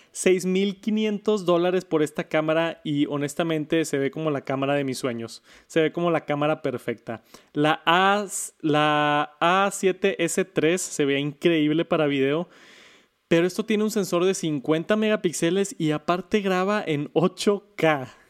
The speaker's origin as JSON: {"language": "Spanish", "country": "Mexico", "said": "en mi país, en México"}